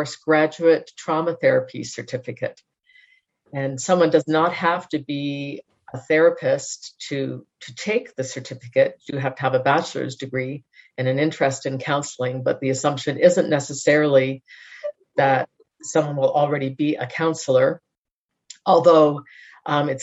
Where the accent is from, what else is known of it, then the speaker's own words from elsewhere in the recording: Canada; moved away as an adult; also born or lived in Philippines; now in Colorado, United States; I'm Canadian, as is my husband. We grew up in Canada with some brief stints overseas